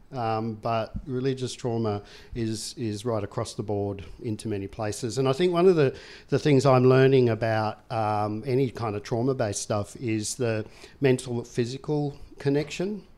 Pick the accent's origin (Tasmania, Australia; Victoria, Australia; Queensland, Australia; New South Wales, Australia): Tasmania, Australia; I grew up in Tasmania